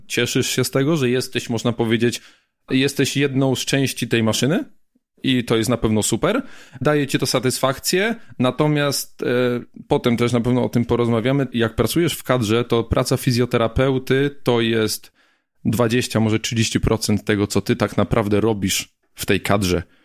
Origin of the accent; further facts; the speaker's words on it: Gliwice, Silesian Voivodeship, Poland; moved away; also born or lived in Szczyrk; ja ogólnie pochodzę z Gliwic, tam się wychowałem, tam się urodziłem